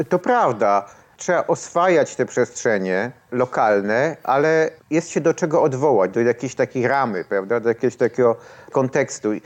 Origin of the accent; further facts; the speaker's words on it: Kraków, Lesser Poland, Poland; ja właściwie urodziłem się w Krakowie. Przy, przyjechałem do Nowej Huty jako no, ośmiolatek. E, spędziłem tu wszystkie lata szkolne